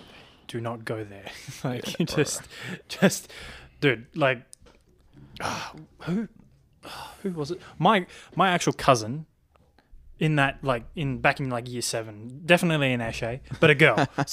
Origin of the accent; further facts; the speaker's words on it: Narragansett, Rhode Island, United States; I grew up in Narragansett. That's a reality.